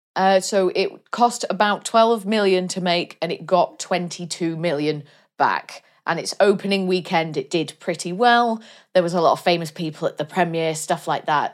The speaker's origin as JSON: {"language": "English", "region": "Wales", "country": "United Kingdom", "tie": "born or raised there", "said": "my home country"}